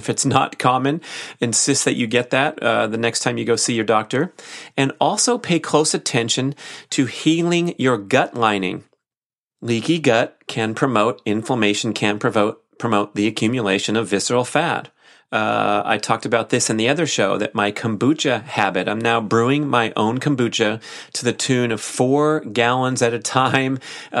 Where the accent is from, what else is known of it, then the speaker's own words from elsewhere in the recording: Australia; Good day. I'm from Australia and just about to embark on the keto reset diet.